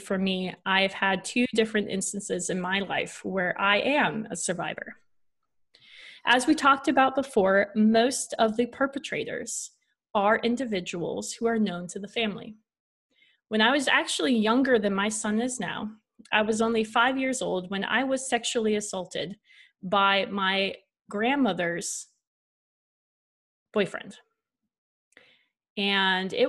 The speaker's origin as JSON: {"language": "English", "region": "Washington", "country": "United States", "tie": "born or raised there", "said": "We ended up going back up to our hometown in Washington"}